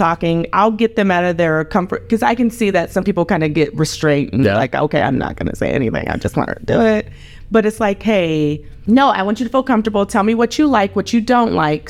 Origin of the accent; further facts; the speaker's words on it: Fayetteville, North Carolina, United States; moved away; the little girl from Fayetteville, North Carolina